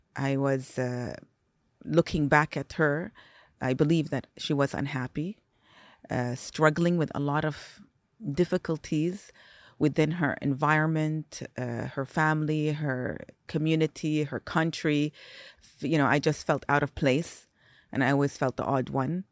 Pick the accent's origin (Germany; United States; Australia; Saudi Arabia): Saudi Arabia; also born or lived in Singapore; I was born in Singapore. I grew up there till I was four. four or five years old, moved to Saudi